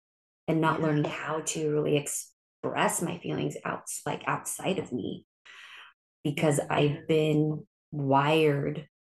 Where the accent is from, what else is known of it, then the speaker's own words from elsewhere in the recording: Philippines; And not only am I Filipino, but also I'm an only child.